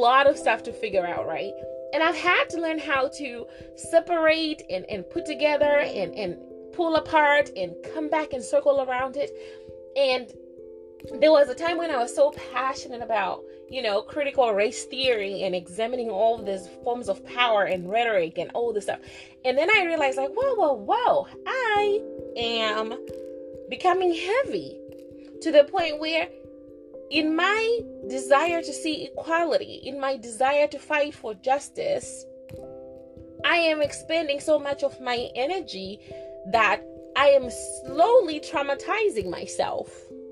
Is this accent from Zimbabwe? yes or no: yes; Zimbabwe; growing up in Zimbabwe, we never really studied our Blackness, because we were the majority